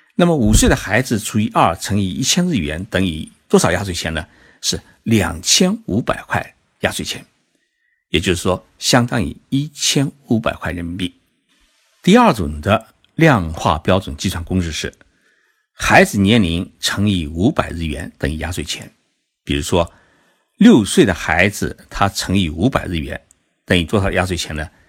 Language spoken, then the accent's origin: Chinese; Zhejiang, China; now in Tokyo, Japan; 其实我这几天呢，就在浙江老家陪父母亲过年